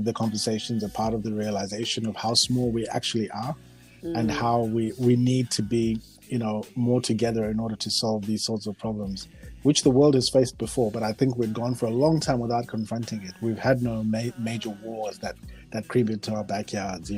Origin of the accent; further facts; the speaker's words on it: Harare, Zimbabwe; also born or lived in Marondera / Guruve; I was born in Harare